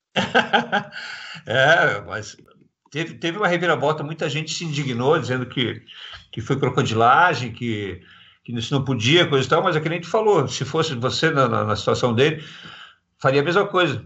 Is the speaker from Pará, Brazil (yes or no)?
no; Balneário Camboriú, Santa Catarina, Brazil; lá da minha cidade, lá de Balneário Camboriú